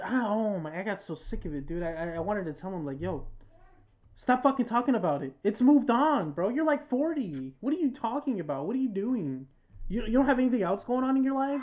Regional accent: United States; I was born in America

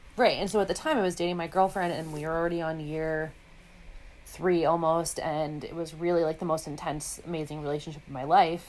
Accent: New York City, New York, United States; I, am born and raised in the Big Apple, downtown Manhattan

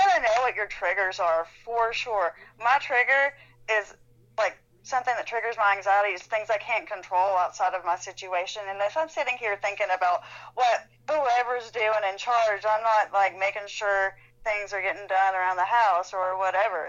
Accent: Athens, Tennessee, United States; moved away; I grew up in Athens, Tennessee, so I did a lot of acting there

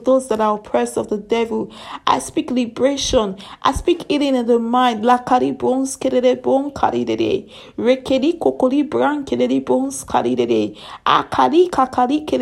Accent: Nigeria; I am from Nigeria

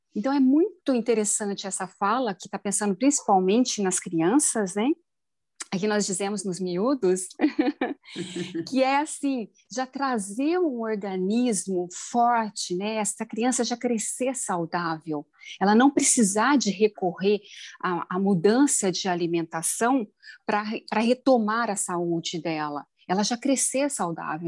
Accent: Minas Gerais, Brazil; eu sou mineira

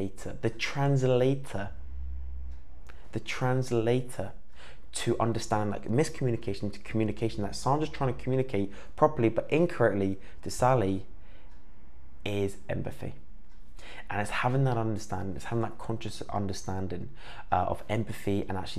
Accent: Cornwall, South West England, United Kingdom; I grew up in Cornwall

